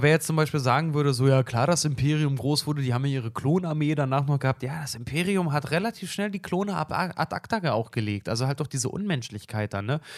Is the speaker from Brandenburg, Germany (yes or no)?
yes; Brandenburg, Germany; in meinem Heimatbundesland, ich, ich komme aus, aus Brandenburg